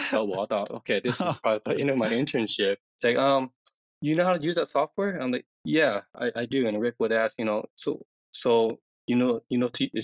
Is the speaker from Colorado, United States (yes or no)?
yes; Denver, Colorado, United States; I was born and raised in Denver.